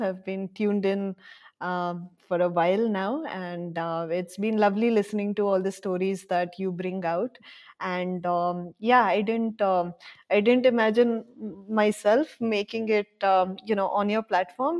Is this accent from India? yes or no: yes; Bangalore, Karnataka, India; also born or lived in Bhubaneswar; now in Gandhinagar, India; I was born in Bhubaneswar, but for the most part, I grew up in Bangalore.